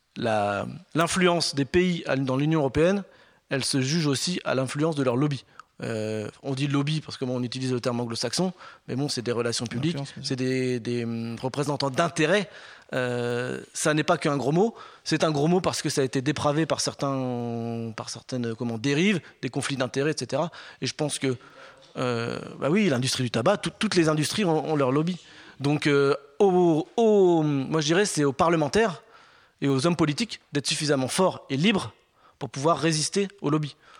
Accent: Compiègne, Hauts-de-France, France; je suis né à Compiègne, je vis ce territoire depuis toujours

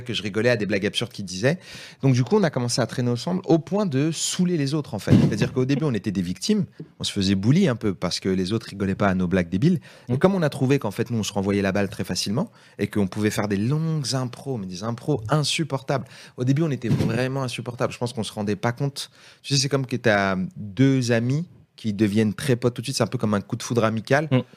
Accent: Seine-Saint-Denis, Île-de-France, France; on est de Seine-Saint-Denis tous les deux.

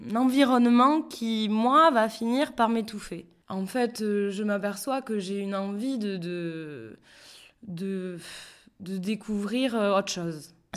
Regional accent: Béarn, small village near Pau, Nouvelle-Aquitaine, France; moved away as an adult; also born or lived in Australia / Toulouse; enfance béarnaise, euh, puisque voilà, moi j'ai grandi euh, dans, dans, dans, un petit village pas loin de Pau

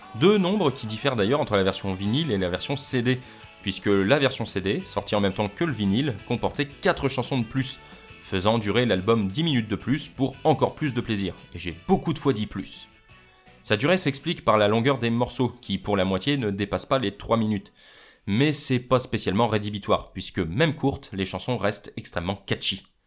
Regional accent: France; moi, en tant que français

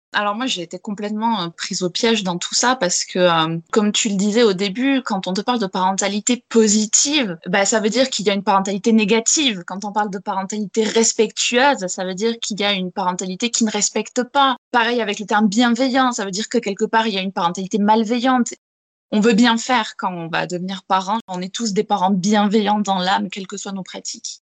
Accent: Gers, Occitania, France; J'ai été élevée en plein air, en plein Gers

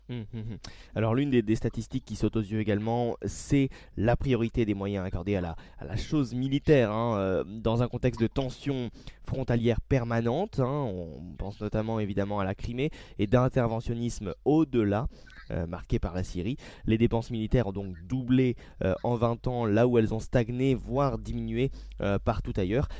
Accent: France; chez nous en France

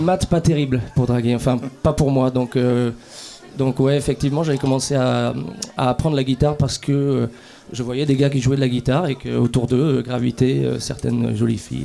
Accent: France; on est français

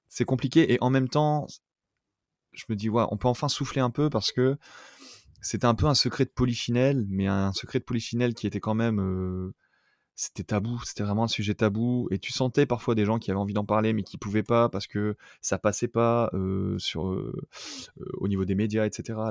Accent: France; moved away as an adult; also born or lived in Toulouse, France; now in Tokyo, Japan; je viens de France

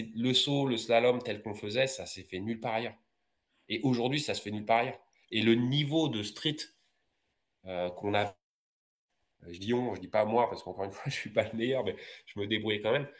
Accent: Villiers-le-Bel, Île-de-France, France; ma ville de Villiers-le-Bel, parce que je suis originaire de Villiers-le-Bel dans 95

